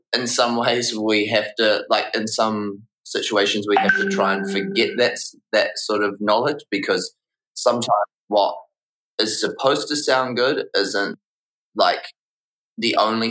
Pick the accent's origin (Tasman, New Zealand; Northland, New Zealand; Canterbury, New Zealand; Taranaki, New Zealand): Taranaki, New Zealand; New Plymouth; moved away as an adult; also born or lived in Wellington; I'm actually not from Wellington. I'm from a city called New Plymouth, which is about like a 5-hour drive north on the west coast. And I grew up there, went to high school there